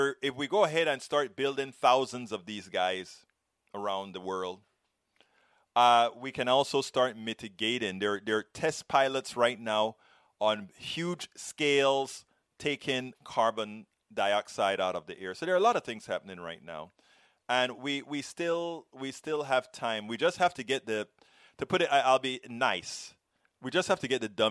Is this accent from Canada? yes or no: no; Panama; I'm from Panama.